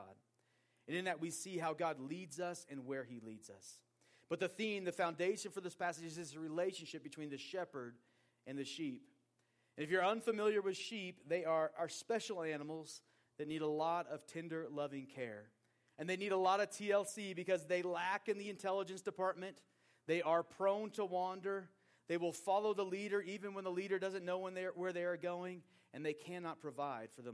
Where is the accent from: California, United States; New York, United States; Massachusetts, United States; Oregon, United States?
Oregon, United States; Portland; growing up in Portland, Oregon, a city that is not Christian and in many ways is anti-Christian, in my public high school of 2,000 plus kids